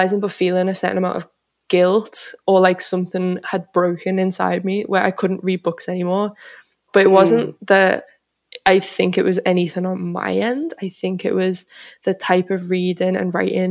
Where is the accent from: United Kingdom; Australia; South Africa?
United Kingdom; Liverpool, North West England; moved away as an adult; now in London, United Kingdom; a lot of my family and friends in Liverpool